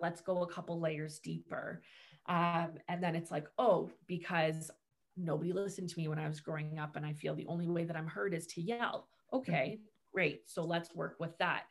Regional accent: Markham, Ontario, Canada; moved away as an adult; also born or lived in Oshawa; now in Bowmanville, Canada; I'm from Markham

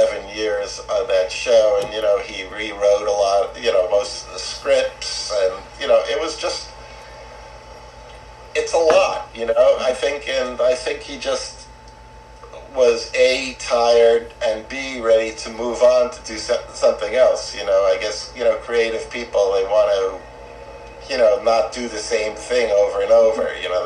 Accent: New York, United States; now in Santa Monica, United States; I grew up in New York. Oh, what part? Queens.

